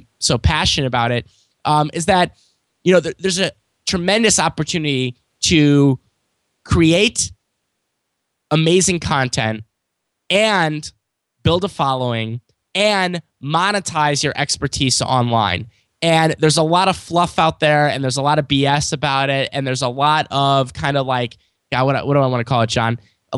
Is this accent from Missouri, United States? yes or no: yes; St. Louis, Missouri, United States; born or raised there